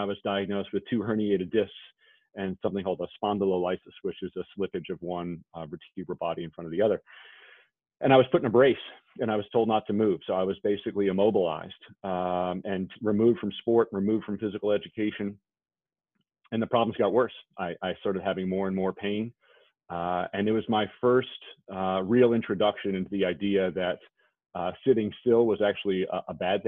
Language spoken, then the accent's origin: English; New York, United States; I grew up in New York in an old Victorian house